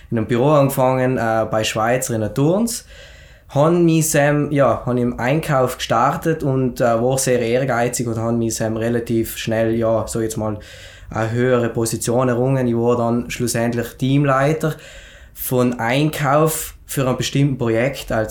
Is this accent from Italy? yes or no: yes; Schnals, Trentino-Alto Adige, Italy; now in Schenna, Italy; ich komme ursprünglich aus Schnalz, aber wohne mittlerweile in Schennen. Ich bin 28 Jahre alt